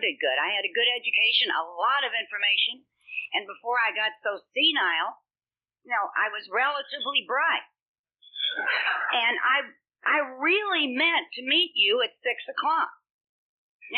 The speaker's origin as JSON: {"language": "English", "town": "Louisville", "region": "Kentucky", "country": "United States", "tie": "born or raised there", "moved": "yes", "lives_now": "Los Angeles, United States", "said": "I grew up in Kentucky from a nice family, Irish Catholic family"}